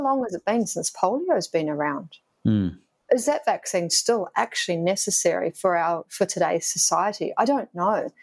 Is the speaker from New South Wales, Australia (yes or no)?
no; Queensland, Australia; now in Victoria, Australia; I'm from Queensland